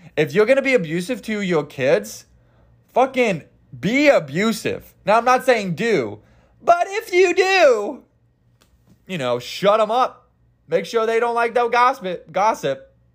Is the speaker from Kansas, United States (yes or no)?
yes; Kansas, United States; I'm country. I'm, I'm, I'm from Kansas